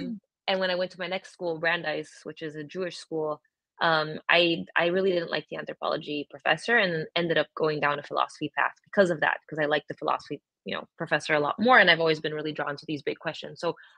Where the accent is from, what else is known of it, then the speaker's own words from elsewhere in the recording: Brazil; moved away as an adult; now in United States; I'm originally from Brazil, born and raised. I was there for 18 years and then I came to the U.S. and I've been back and forth a bunch, but really living in the U.S. for 19 years